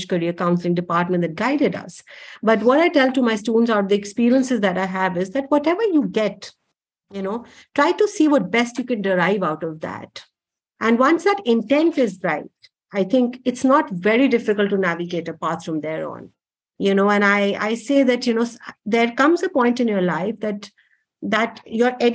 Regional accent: Delhi, India; I'm a typically born and brought up in Delhi

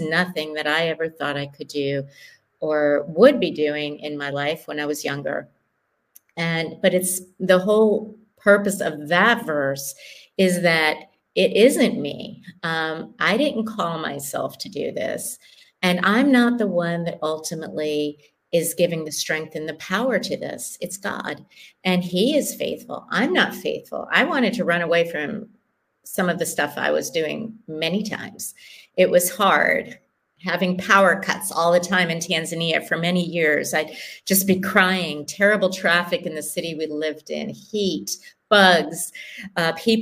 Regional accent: United States; moved away as an adult; now in Kenya; as an American

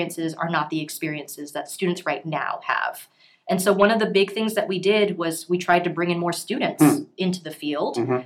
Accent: Houston, Texas, United States; moved away; I'm from Houston originally

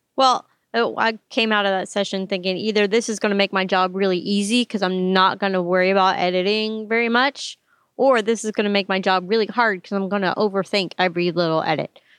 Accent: Kentucky, United States; I'm from Kentucky

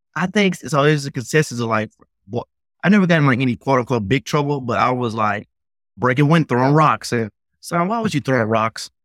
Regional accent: Memphis, Tennessee, United States; I grew up in the South

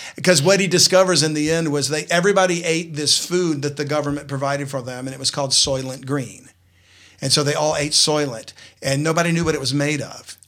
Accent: South Louisiana, United States; I'm from South Louisiana

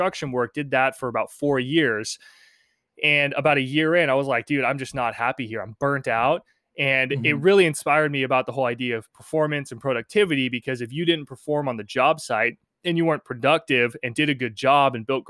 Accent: Penngrove, California, United States; I grew up in Pengrove. I still live around this area, but it's about an hour north of San Francisco.

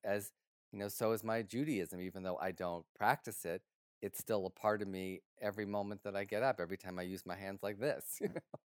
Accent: Detroit, Michigan, United States; moved away; my hometown of Detroit

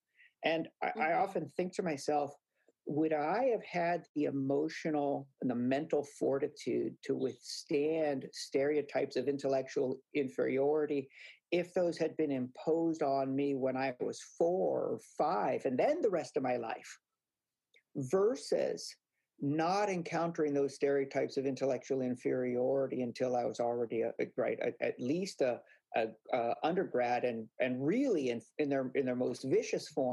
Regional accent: Hawaii, United States; moved away; I grew up in Hawaii where there are very few Latinos.

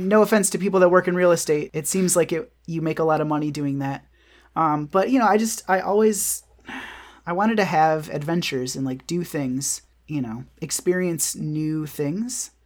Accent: Michigan, United States; moved away; also born or lived in New York / Austin; Michigan, my hometown

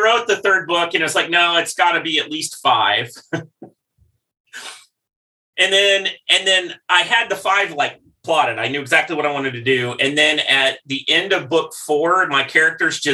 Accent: Midwest, United States; I grew up in the Midwest

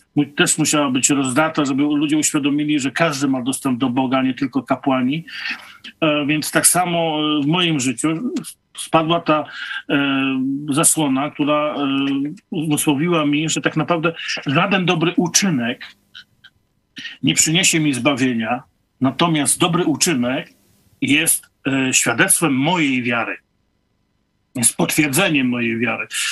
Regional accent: Nowogród, Poland; wróciłem do Nowogrodu, do mojej rodzinnej miejscowości

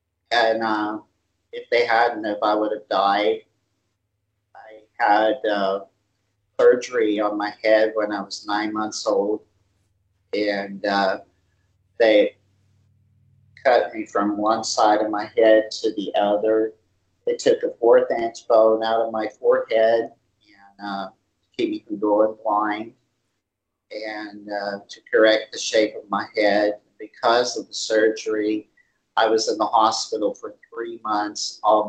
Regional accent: California, United States; born there; I was born in Lidway, close to Los Angeles.

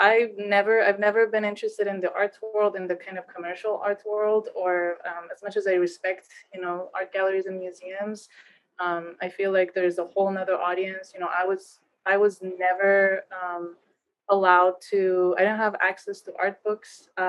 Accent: Iran; moved away; I was born and raised in Iran.

